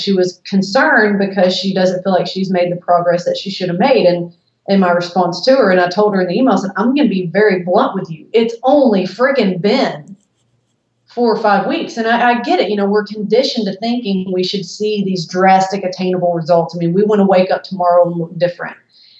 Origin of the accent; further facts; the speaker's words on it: the South, United States; I'm from the South.